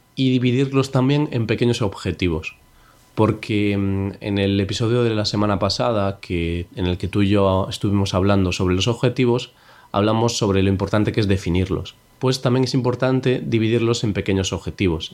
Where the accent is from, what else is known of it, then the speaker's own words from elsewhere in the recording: Spain; yo soy español